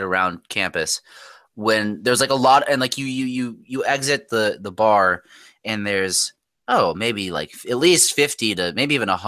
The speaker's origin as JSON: {"language": "English", "country": "United States", "said": "us American"}